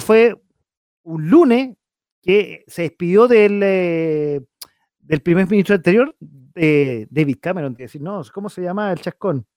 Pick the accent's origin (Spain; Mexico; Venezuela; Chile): Chile; como simple chileno